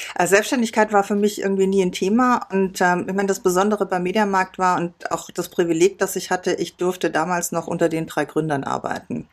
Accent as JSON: {"language": "German", "town": "Biberach an der Riss", "region": "Baden-Württemberg", "country": "Germany", "tie": "born or raised there", "also_born_or_lived": "Landshut", "moved": "as an adult", "said": "da bin ich groß geworden"}